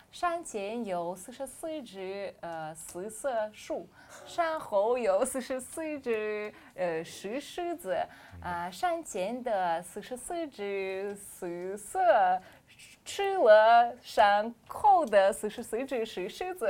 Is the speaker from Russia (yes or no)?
yes; Kazan, Tatarstan, Russia; Chinese is a second language; moved away; 我来自哈山湾